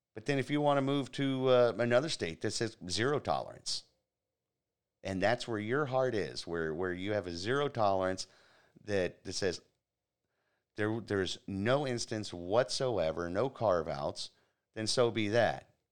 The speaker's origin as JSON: {"language": "English", "region": "Florida", "country": "United States", "said": "my home state here in Florida, the free state of Florida"}